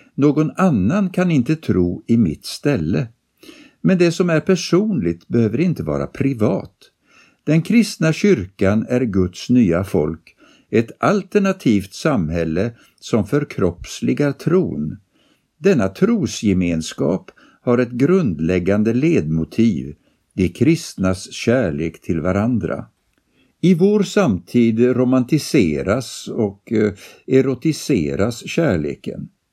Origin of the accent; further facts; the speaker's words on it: France; now in Sweden; Under min uppväxt i Frankrike på 80-talet och början av 90-talet